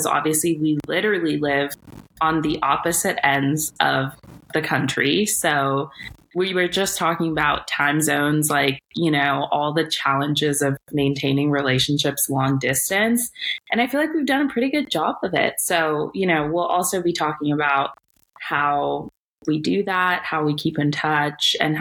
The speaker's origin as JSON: {"language": "English", "area": "Bay Area", "region": "California", "country": "United States", "tie": "born or raised there", "also_born_or_lived": "El Salvador / New York", "said": "I live in San Francisco, grew up in the Bay Area"}